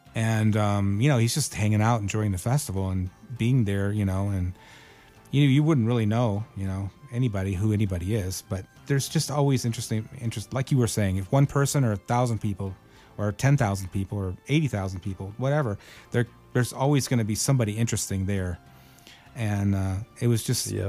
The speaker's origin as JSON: {"language": "English", "region": "Michigan", "country": "United States", "tie": "born or raised there", "moved": "yes", "said": "I went to every show that Pat played in Detroit from when I was a little kid up until you know I moved away from Michigan"}